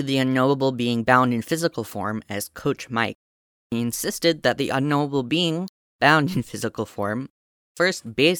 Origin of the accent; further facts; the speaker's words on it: Canada; Speaking as a Canadian.